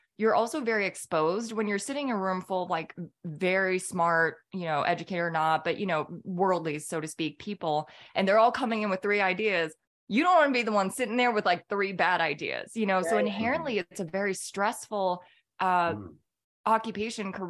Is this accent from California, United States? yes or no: yes; California, United States; moved away as an adult; also born or lived in Minneapolis, Minnesota; now in Atlanta, United States; I grew up in California